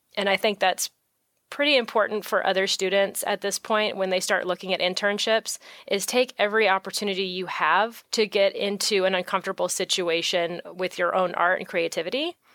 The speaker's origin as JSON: {"language": "English", "area": "San Francisco Bay Area", "region": "California", "country": "United States", "tie": "born or raised there", "also_born_or_lived": "Orange County, California", "said": "I'm originally from the San Francisco Bay Area. That's where I grew up, and I didn't move down to Orange County until I was actually ready to go to art school when I was, I think, twenty?"}